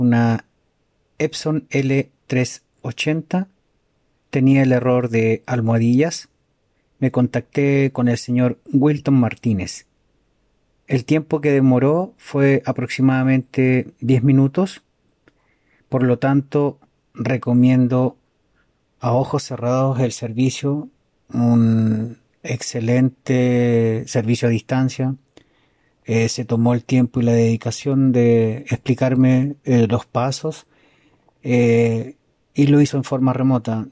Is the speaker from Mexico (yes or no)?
no; Chile; soy de Chile